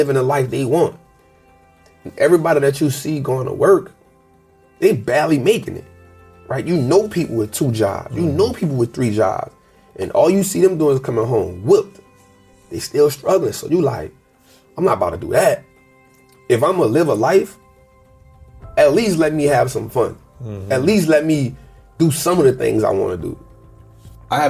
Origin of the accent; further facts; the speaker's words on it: New Orleans, Louisiana, United States; born and raised in New Orleans